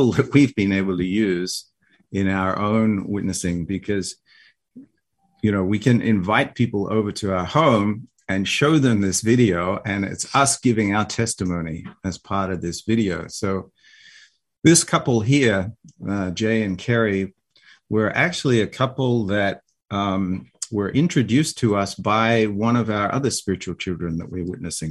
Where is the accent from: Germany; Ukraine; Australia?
Australia; now in United States; I have a little accent my wife doesn't have an accent, but, you know, I say, oh, I'm from Australia